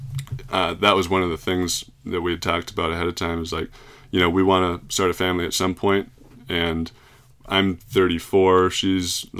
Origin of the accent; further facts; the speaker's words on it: Plymouth, Minnesota, United States; moved away; I'm from Plymouth, Minnesota